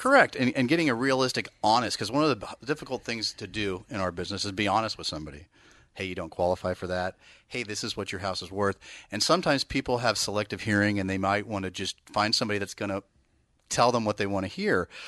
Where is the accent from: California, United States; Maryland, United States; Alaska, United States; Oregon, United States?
California, United States; Bay Area; moved away; I'm from the Bay Area